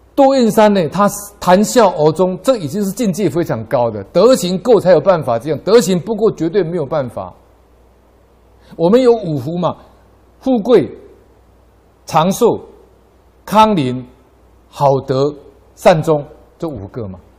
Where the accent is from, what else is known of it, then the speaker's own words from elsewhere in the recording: Taiwan; 我们台湾人